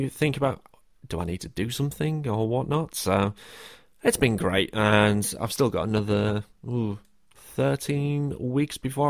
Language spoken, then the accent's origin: English; the north of England, United Kingdom; I say quite a few things that are from the north of England, because that's where I'm from.